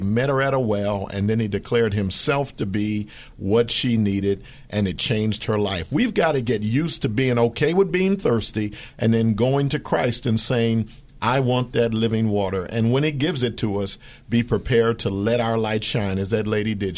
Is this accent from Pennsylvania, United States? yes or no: yes; Philadelphia, Pennsylvania, United States; now in Fremont, United States; That was my hometown